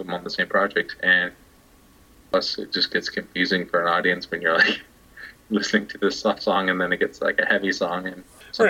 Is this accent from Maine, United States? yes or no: no; Sunnyvale, California, United States; my hometown of the San Francisco Bay Area, up in Sunnyvale